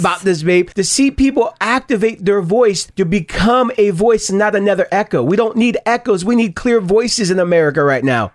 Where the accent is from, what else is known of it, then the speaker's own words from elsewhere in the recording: Stockton, California, United States; I grew up in Stockton, California